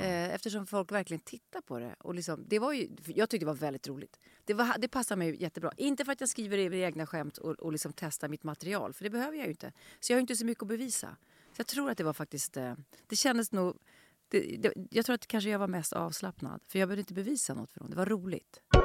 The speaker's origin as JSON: {"language": "Swedish", "town": "Stockholm", "region": "Stockholm County", "country": "Sweden", "tie": "born or raised there", "said": "jag växte upp i Vårberg, som är en station bort, men, och gick i plugget här i Skärholmen"}